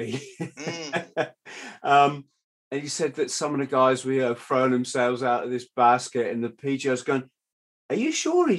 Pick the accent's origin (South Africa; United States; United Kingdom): United Kingdom; South of England; I come from the south, and it's heavily Navy down here.